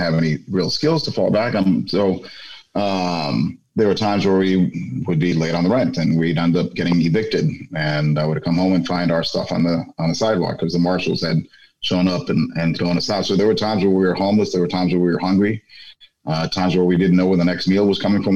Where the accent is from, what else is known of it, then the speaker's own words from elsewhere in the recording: New York City, New York, United States; first language Spanish; English is a second language; moved away as an adult; now in Washington, D.C. area, United States; I grew up in an area called Bushwick, Brooklyn